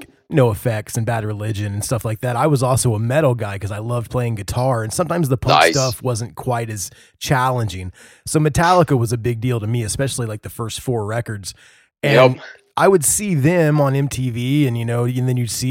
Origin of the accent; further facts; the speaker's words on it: Midwest, United States; I'm from the Midwest